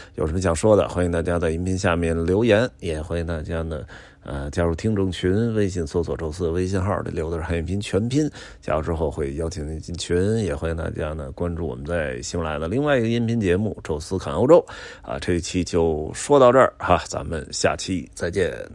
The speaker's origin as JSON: {"language": "Chinese", "region": "Beijing", "country": "China", "tie": "born or raised there", "said": "因为我小时候就在宣武区长大的"}